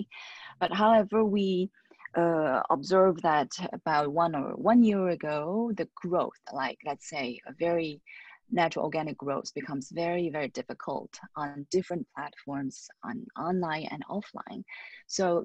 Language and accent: English; China; also born or lived in Paris, France; now in Shanghai, China; I came back to China, my home country